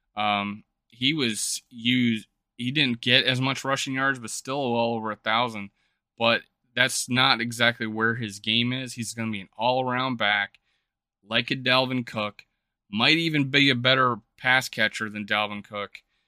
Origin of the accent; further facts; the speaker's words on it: South Dakota, United States; I'm from South Dakota